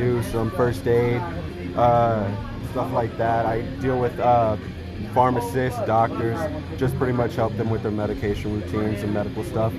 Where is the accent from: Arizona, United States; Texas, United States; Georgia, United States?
Texas, United States; Bryan; moved away as an adult; now in Oregon, United States; In my hometown of Bryan, Texas